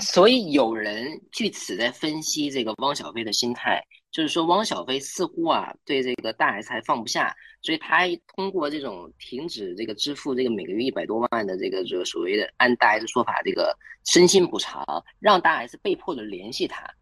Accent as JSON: {"language": "Chinese", "region": "Liaoning", "country": "China", "also_born_or_lived": "Taichung, Taiwan", "moved": "as an adult", "said": "我是辽宁人，然后呢，就是在二零一三年到二零一七年这个期间，在台湾台中的静宜大学读书"}